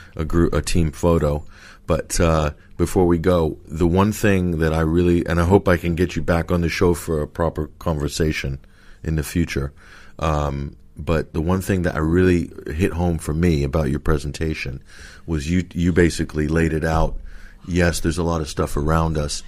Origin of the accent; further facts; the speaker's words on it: United States; moved away; also born or lived in London; being American